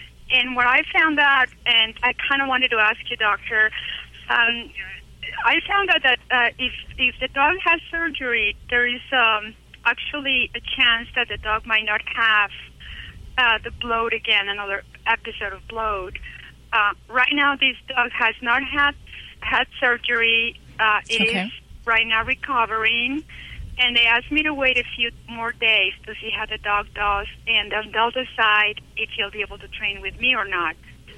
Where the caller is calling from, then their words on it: Utah, United States; I'm calling from Utah, and the reason I'm calling is I'm blind